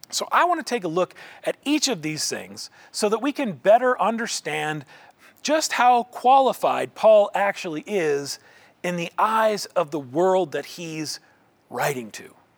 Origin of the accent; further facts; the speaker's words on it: Indianola, Iowa, United States; my hometown of Indianola, Iowa